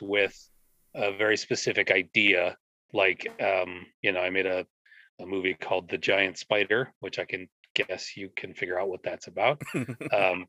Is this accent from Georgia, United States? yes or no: no; Minnesota, United States; I'm from Minnesota, and there's a lot of standing water here, lots of lakes